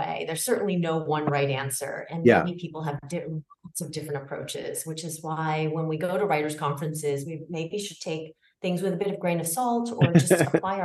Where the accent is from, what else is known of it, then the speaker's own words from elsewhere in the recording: United States; I'm Chinese American